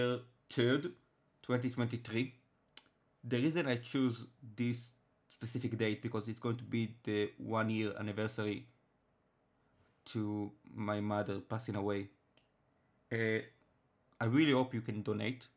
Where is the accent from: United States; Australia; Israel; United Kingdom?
Israel; first language Hebrew; English is a second language; I'm from Israel. My first language is Hebrew.